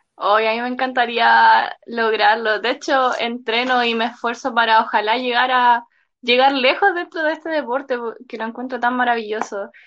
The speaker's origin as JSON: {"language": "Spanish", "town": "Santiago", "region": "Santiago Metropolitan Region", "country": "Chile", "said": "yo soy de Santiago."}